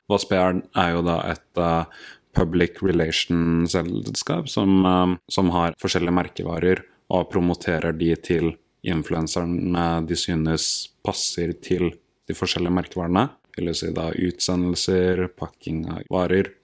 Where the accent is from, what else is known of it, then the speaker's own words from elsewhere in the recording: Oslo, Norway; jeg er født og oppvokst på Ekeberg her i Oslo